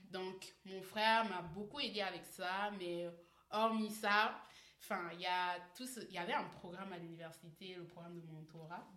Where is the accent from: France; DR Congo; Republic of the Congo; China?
Republic of the Congo; Brazzaville; moved away as an adult; now in Canada; je viens de Brazzaville, précisément euh, du... Oui, de Brazzaville, la capitale